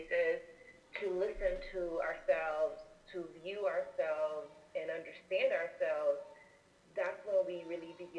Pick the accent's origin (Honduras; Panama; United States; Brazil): Honduras; I'm also an Afro-Latina from Honduras, a Garifuna